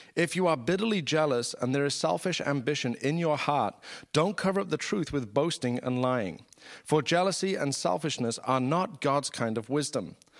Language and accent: English; United Kingdom; I'm British